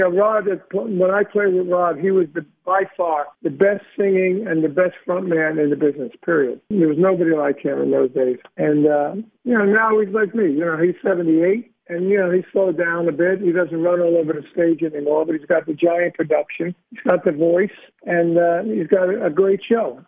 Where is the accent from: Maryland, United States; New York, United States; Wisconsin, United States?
New York, United States; New York City; I'm from Brooklyn